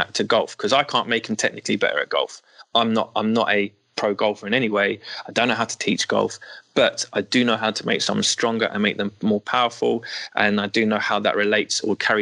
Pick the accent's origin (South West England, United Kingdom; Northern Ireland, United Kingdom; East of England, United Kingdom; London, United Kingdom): London, United Kingdom; I'm from Northwest London